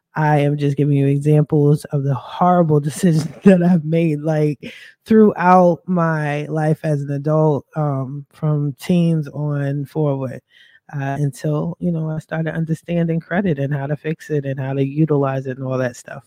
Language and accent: English; Philadelphia, Pennsylvania, United States; moved away; I'm a East Coast girl, I'm from Philly